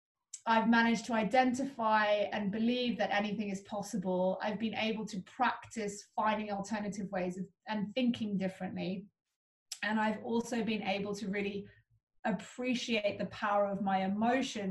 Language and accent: English; Cape Town, Western Cape, South Africa; I grew up in Cape Town